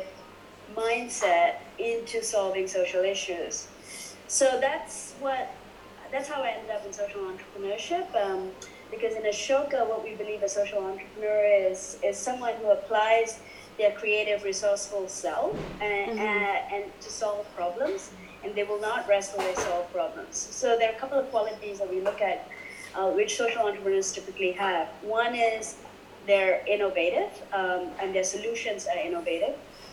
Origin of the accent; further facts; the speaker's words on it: Kuala Lumpur, Malaysia; moved away as an adult; also born or lived in Europe / United States / Indonesia; now in Singapore; The first 19 years of my life, I lived in Kuala Lumpur, and I grew up in Kuala Lumpur